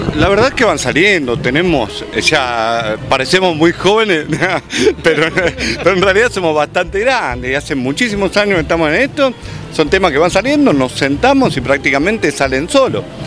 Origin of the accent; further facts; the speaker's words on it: Ensenada, Buenos Aires Province, Argentina; yo soy de Ensenada